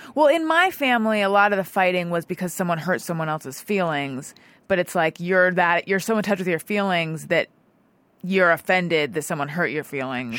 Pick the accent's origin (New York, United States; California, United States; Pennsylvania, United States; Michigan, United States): California, United States; Orange County; born or raised there